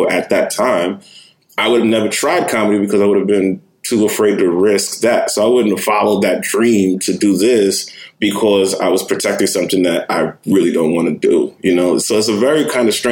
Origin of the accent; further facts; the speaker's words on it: New York City, New York, United States; moved away; also born or lived in Jersey City, New Jersey; I grew up in Manhattan. I grew up in Lower East Side